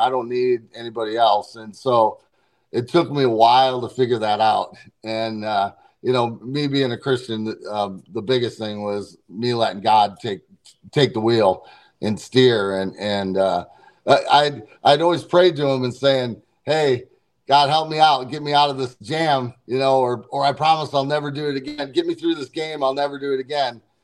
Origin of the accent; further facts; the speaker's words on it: St. Louis, Missouri, United States; St. Louis area, my hometown